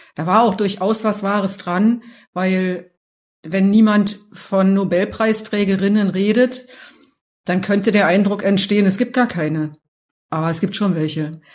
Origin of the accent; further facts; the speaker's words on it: Berlin, Germany; now in Munich, Germany; ich bin aus Berlin